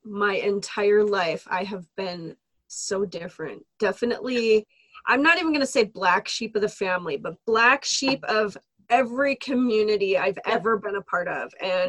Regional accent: Midwest, United States; especially, you know, we're from the Midwest.

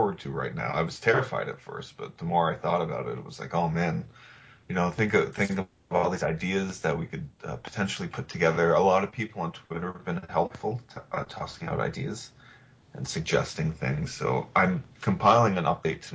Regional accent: Canada; also born or lived in Toronto

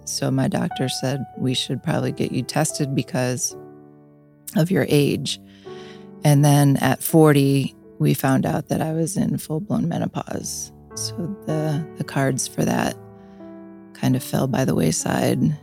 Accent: Niagara Falls, New York, United States; I grew up in Niagara Falls.

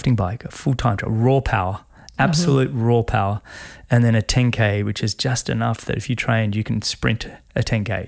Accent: Sydney, New South Wales, Australia; moved away as an adult; also born or lived in Canada; Sydney going to be the Olympics, my hometown, and I live on Sydney Harbour there

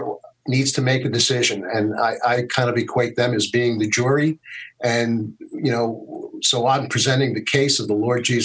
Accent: United States; as an American

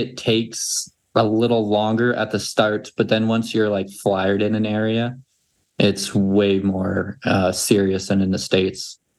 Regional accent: Canada; And then as far as my home state as well, flyered by, because they have there's like government-owned casinos in Canada.

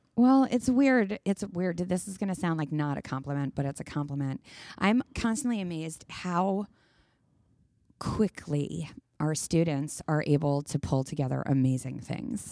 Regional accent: New York, United States; being a New Yorker and being our personality type

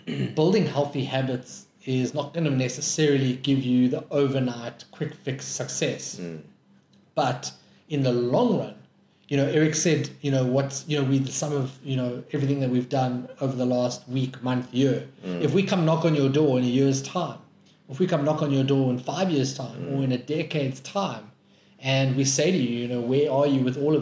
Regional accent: Johannesburg, Gauteng, South Africa; I come from Joburg

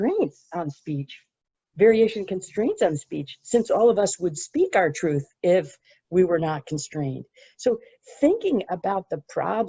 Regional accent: United States; my home country of the United States

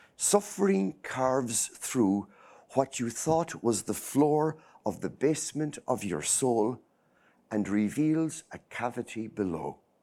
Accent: center of Ireland, Midlands, Ireland; moved away as an adult; now in Boston, United States; I grew up in a small, small village, uh, in the middle of nowhere, okay? Uh, it's right in the center of Ireland

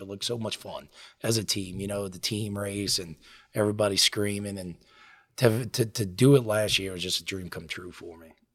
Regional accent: Lafitte, Louisiana, United States; I grew up in Lafitte. Um, I lived there. My parents still live there. I lived there until I went to college

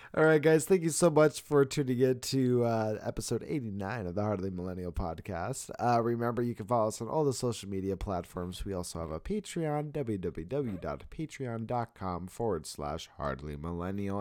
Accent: Arizona, United States; I am from Arizona

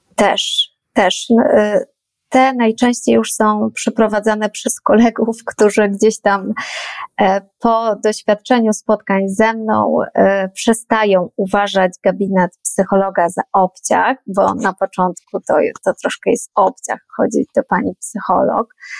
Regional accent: Poland; urodziłam się w Polsce, wychowywana też byłam tutaj

